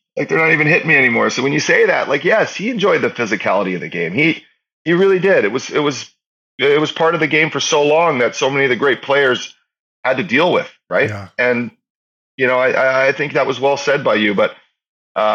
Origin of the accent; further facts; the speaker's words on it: Northern Alberta, Canada; we're both from Northern Alberta